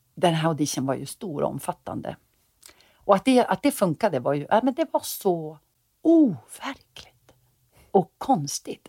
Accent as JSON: {"language": "Swedish", "town": "Sundsvall", "region": "Västernorrland County", "country": "Sweden", "tie": "born or raised there", "said": "jag satt hemma i Sundsvall"}